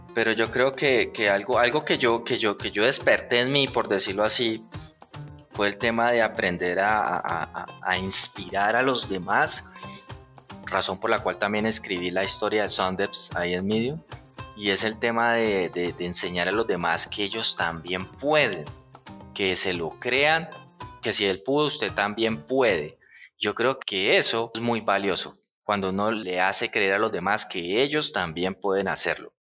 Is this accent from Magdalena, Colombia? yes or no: no; Puerto Salgar, Cundinamarca, Colombia; moved away; also born or lived in Bogotá / Medellín; yo que vengo de un pueblo, Puerto Salgar, que muchos ni conocen